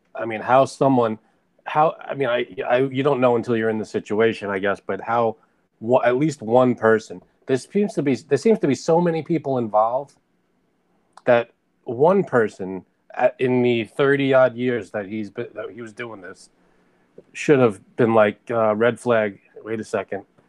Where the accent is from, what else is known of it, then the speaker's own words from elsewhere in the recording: New York, United States; I grew up in New York